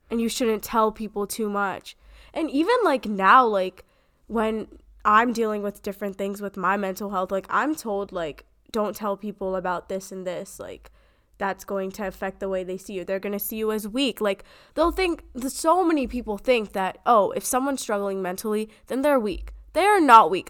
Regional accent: United States; We are growing up in America.

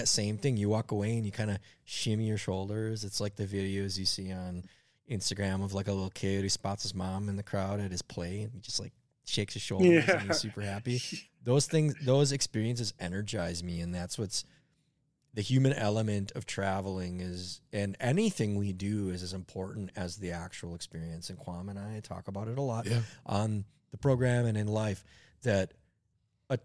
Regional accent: Minneapolis, Minnesota, United States; It's colder where I'm from

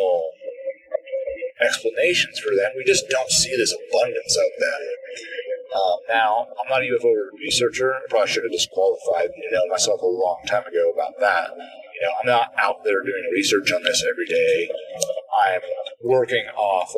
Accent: Midwest, United States; growing up in the Midwest areas

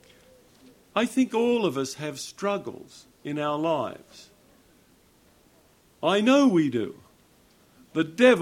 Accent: Australia; I'm an Australian

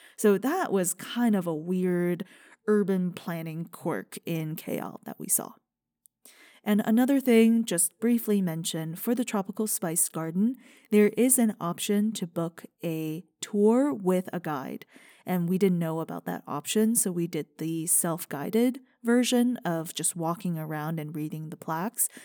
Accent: China; moved away; growing up in China

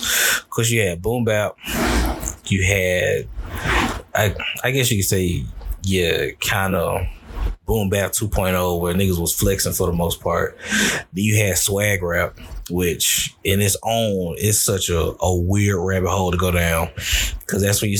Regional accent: the South, United States; I'm from the South.

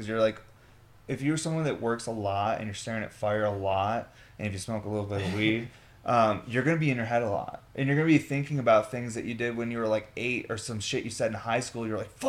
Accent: Syracuse, New York, United States; I grew up in Syracuse

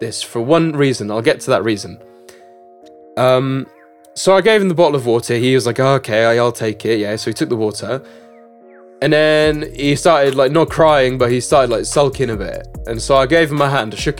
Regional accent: Czechia; Czech Republic

